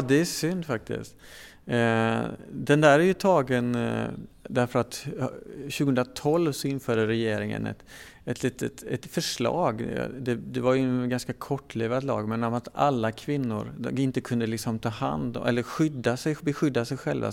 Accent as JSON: {"language": "Swedish", "country": "Sweden", "said": "som svensk"}